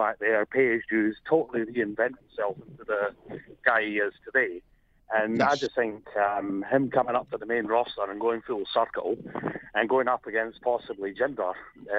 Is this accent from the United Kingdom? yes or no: yes; Scotland, United Kingdom; now in Perth, Australia; as you can guess from my accent, I'm not actually Australian. I'm originally from Scotland.